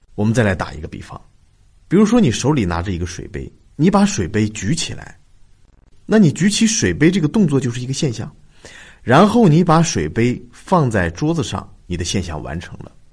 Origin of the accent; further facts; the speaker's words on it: China; 我们中国人常常听说的那句话